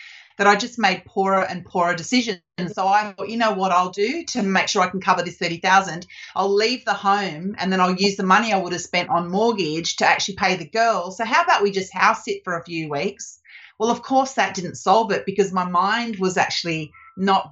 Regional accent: Australia; moved away as an adult; also born or lived in Canada; I'm Australian

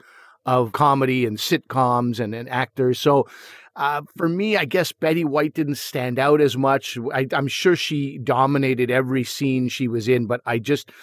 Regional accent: Canada; two young brown boys growing up in Canada

